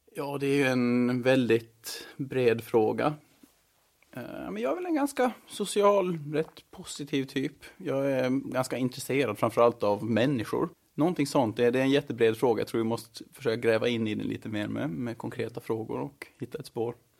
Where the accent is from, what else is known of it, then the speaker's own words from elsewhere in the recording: Mariehamn, Åland Islands; moved away as an adult; also born or lived in Stockholm; now in Brussels, Belgium; Jag är född och uppvuxen i Mariehamn